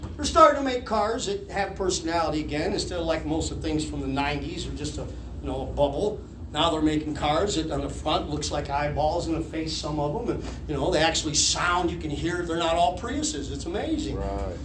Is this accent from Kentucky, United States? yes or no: yes; Harlan County, Kentucky, United States; moved away; We're from Harlan County, Kentucky.